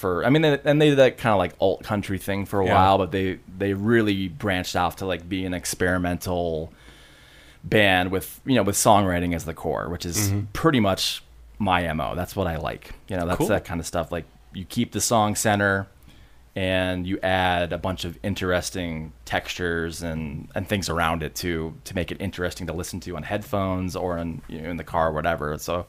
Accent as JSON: {"language": "English", "town": "Ada", "region": "Michigan", "country": "United States", "tie": "born or raised there", "also_born_or_lived": "California", "moved": "as an adult", "lives_now": "Grand Rapids, United States", "said": "I grew up in Ada. Okay. And then, you know, moved around after college, and you know, as you do, and then came back. I was gone for 10 years"}